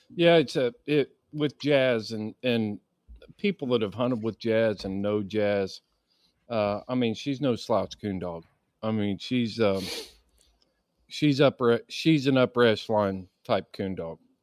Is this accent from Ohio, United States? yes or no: no; Indiana, United States; growing up in Indiana and, and hunting in Indiana